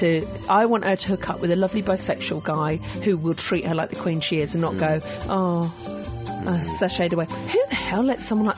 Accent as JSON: {"language": "English", "region": "Scotland", "country": "United Kingdom", "said": "But it's the one and only time being Scottish."}